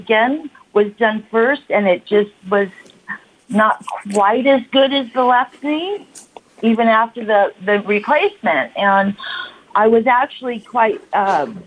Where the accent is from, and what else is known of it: California, United States; born or raised there; also born or lived in Washington State / Chula Vista / Santa Monica / Redlands, California